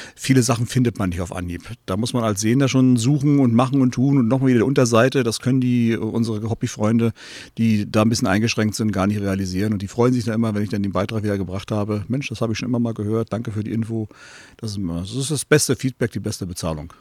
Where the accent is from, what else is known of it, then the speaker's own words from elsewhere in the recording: East Germany, Germany; als Ossi